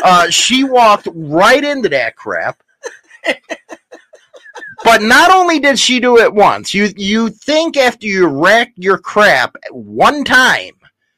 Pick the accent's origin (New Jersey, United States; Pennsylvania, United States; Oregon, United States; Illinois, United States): Illinois, United States; Chicago; I'm from Chicago.